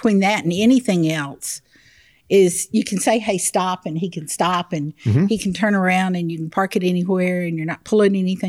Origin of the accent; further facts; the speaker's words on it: Navasota, Texas, United States; We're from Navasota.